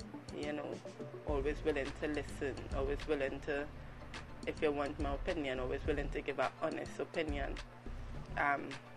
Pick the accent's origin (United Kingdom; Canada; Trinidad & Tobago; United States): Trinidad & Tobago; in Trinidad and Tobago we have a saying